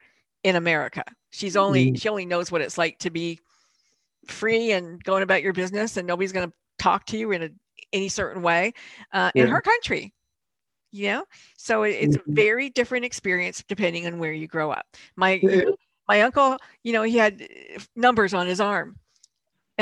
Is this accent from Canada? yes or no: yes; Canada; also born or lived in Europe / Louisville, Kentucky / St. Louis; I was born in Europe, but I grew up in Canada.